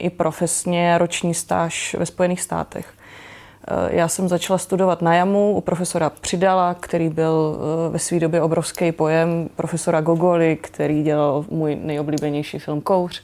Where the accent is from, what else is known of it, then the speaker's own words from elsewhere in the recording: Brno, South Moravian Region, Czechia; Ano, já jsem z Brna